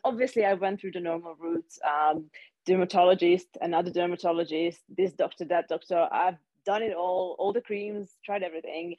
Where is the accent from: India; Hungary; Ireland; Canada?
Hungary; moved away as an adult; also born or lived in London; now in Switzerland; I'm originally from Hungary, but I've lived in Switzerland for 7 years now. I lived in London for a while too